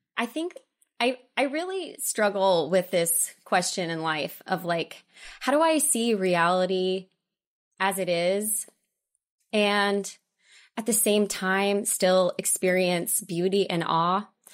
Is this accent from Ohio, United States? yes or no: no; Oklahoma, United States; moved away as an adult; also born or lived in Dallas / Los Angeles; I'm from Oklahoma and I went to theater school in Dallas